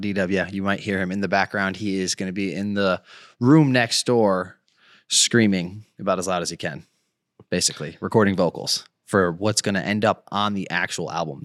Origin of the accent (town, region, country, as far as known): Connecticut, United States; born or raised there; moved away